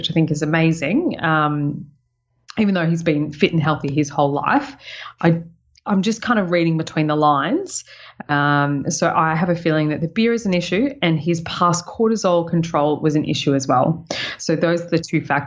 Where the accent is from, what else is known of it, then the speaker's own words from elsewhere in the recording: Sunshine Coast, Queensland, Australia; moved away; It's what I'm claiming as my hometown